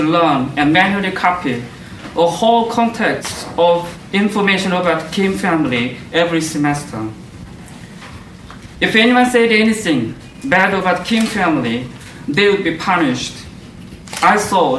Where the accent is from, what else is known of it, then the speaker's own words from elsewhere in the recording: North Korea; now in South Korea; I was born in Korean Peninsula in North Korea.